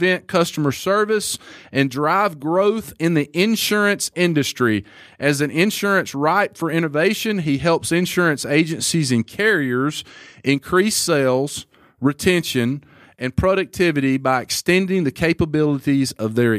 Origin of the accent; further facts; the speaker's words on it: Alabama, United States; I'm a redneck from Alabama